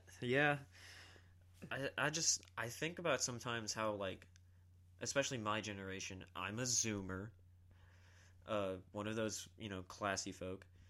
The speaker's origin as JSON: {"language": "English", "town": "Columbia", "region": "South Carolina", "country": "United States", "tie": "born or raised there", "also_born_or_lived": "Georgetown, South Carolina", "said": "I'm from South Carolina, always born and raised"}